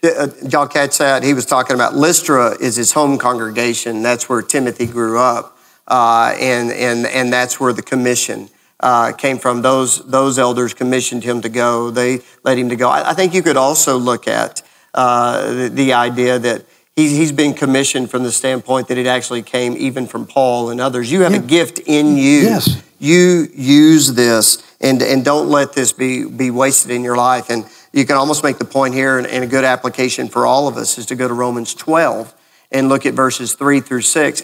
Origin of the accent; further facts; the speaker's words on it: Lubbock, Texas, United States; now in Gainesville, United States; when I was growing up in Lubbock, Texas